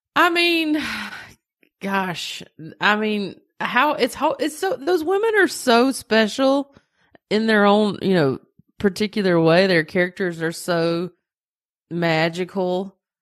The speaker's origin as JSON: {"language": "English", "region": "the South", "country": "United States", "said": "I am Southern"}